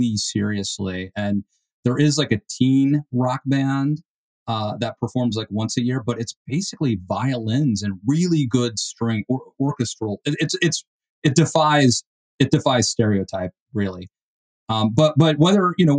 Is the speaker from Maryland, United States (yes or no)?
yes; Western Maryland, United States; moved away as an adult; now in West Virginia, United States; I'm actually from Western Maryland.